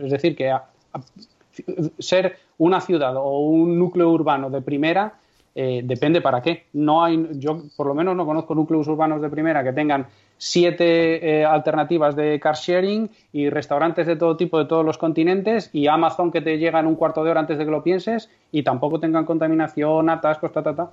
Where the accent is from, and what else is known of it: Castrejón de Trabancos, Castile and León, Spain